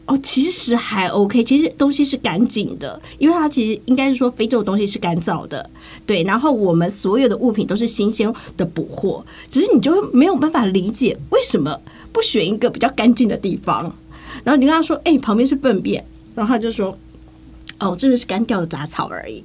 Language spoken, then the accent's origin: Chinese; Taiwan; 我们台湾人就会景点，景点，景点